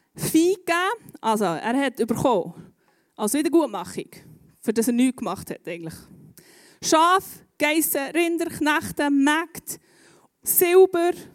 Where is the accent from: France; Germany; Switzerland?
Switzerland; Bern; Bei uns in Bern